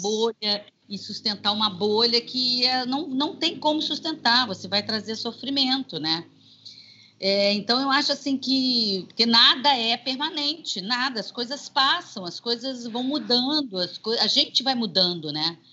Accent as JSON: {"language": "Portuguese", "town": "Juiz de Fora", "region": "Minas Gerais", "country": "Brazil", "tie": "born or raised there", "moved": "yes", "lives_now": "Rio de Janeiro, Brazil", "said": "eu nasci aqui no Rio, mas com cinco anos meus pais voltaram para Juiz de Fora e eu fui criada lá"}